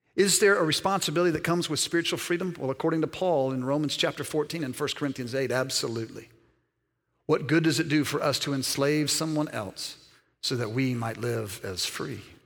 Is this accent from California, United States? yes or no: no; Alabama, United States; also born or lived in Mississippi; Born in Mississippi, raised primarily in Alabama